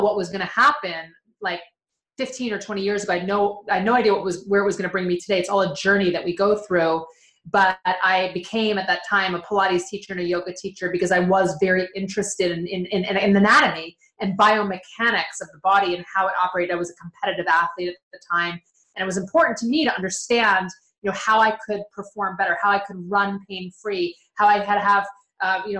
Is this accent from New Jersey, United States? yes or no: yes; right outside of Philadelphia, New Jersey, United States; moved away as an adult; also born or lived in Los Angeles, California; I grew up on the East Coast in New Jersey, right outside of Philadelphia